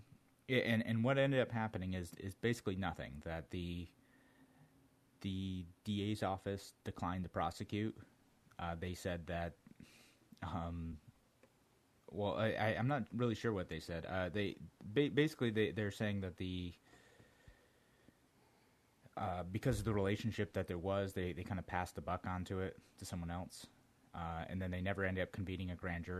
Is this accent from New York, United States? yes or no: no; Brunswick, Georgia, United States; I was born in Brunswick, Georgia